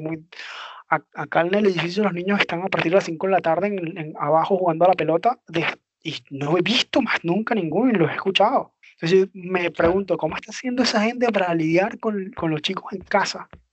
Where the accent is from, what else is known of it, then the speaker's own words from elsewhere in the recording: Venezuela; moved away; mi país